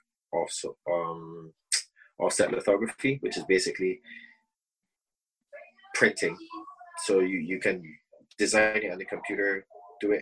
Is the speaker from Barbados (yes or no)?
yes; Saint John, Barbados; moved away; also born or lived in Bridgetown, Barbados; I was born in Bristol in Barbados, and grew up in the eastern part of the country, part called St. John